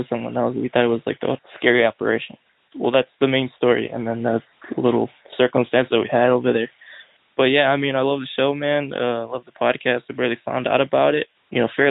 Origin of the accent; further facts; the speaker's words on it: Illinois, United States; I'm from Illinois